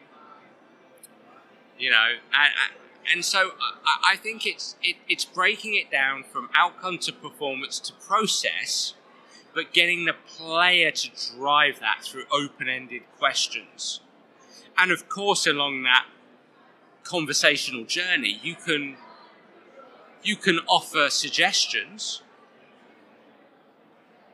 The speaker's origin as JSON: {"language": "English", "region": "England", "country": "United Kingdom", "said": "I'm an Englishman"}